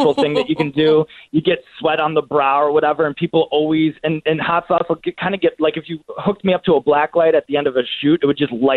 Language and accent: English; the Northwest suburbs, Illinois, United States; I was born in the Northwest suburbs